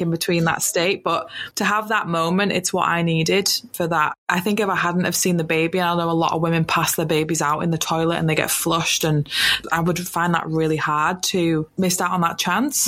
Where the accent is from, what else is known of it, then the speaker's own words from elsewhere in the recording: United Kingdom; moved away as an adult; now in New Zealand; I'm from the UK. You can tell from my accent